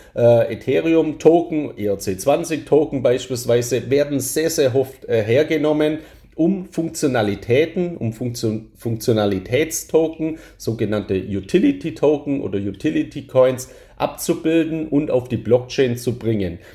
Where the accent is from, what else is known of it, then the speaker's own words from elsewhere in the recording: Germany; als Deutscher